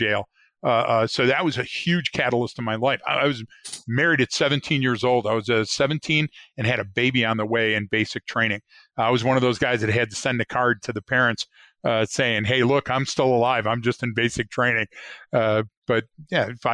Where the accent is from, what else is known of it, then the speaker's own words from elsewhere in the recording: Detroit, Michigan, United States; moved away as an adult; I grew up in Detroit and the surrounding suburbs.